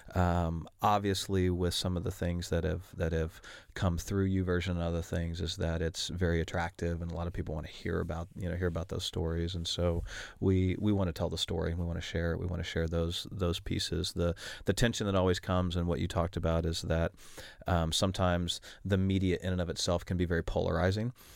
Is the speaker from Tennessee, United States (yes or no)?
no; Oklahoma City, Oklahoma, United States; I am from Oklahoma City, Oklahoma